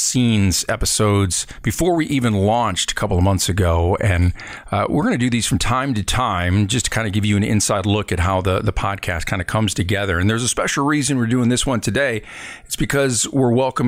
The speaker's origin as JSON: {"language": "English", "region": "Michigan", "country": "United States", "tie": "born or raised there", "said": "my home state of Michigan"}